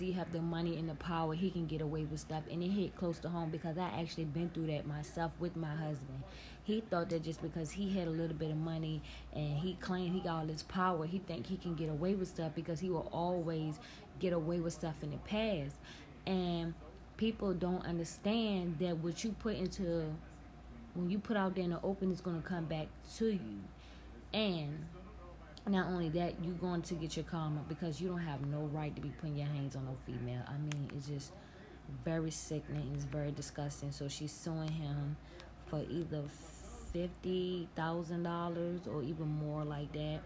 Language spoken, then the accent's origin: English; Virginia, United States; where I'm from Virginia